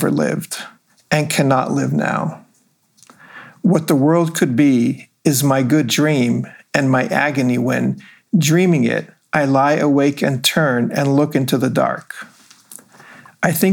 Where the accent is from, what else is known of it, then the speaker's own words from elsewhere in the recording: Israel; moved away as an adult; also born or lived in Los Angeles, California, United States; now in United States; my experiences growing up in Israel